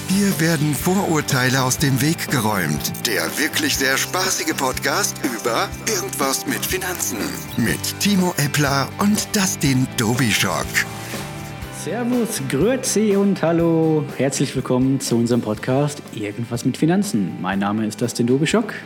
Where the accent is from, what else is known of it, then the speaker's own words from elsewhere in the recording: Bochum, North Rhine-Westphalia, Germany; moved away as an adult; now in Herdecke, Germany; Ich komme gebürtig aus Bochum